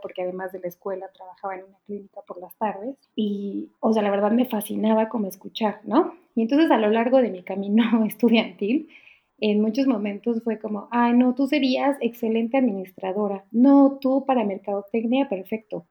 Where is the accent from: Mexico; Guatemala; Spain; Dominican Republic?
Mexico; moved away as an adult; now in Germany; soy mexicana, vivo en Alemania desde hace poquito más de tres años